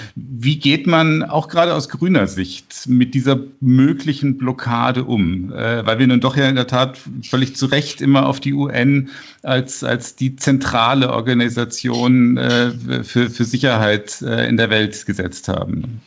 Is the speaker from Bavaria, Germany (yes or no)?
yes; Munich, Bavaria, Germany; ich bin ja aus Giesing